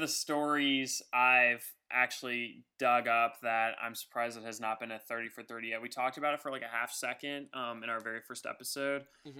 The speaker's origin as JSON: {"language": "English", "town": "Atlanta", "region": "Georgia", "country": "United States", "tie": "born or raised there", "said": "I'm not an Atlanta homer. Even though I grew up in Atlanta, I'm not an Atlanta homer."}